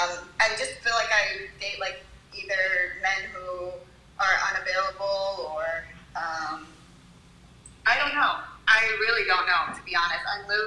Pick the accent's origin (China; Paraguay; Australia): Australia; now in Miami, United States; I'm just originally from Australia